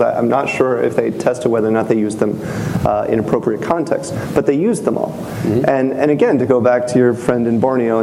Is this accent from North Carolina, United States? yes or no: yes; North Carolina, United States; I'm from North Carolina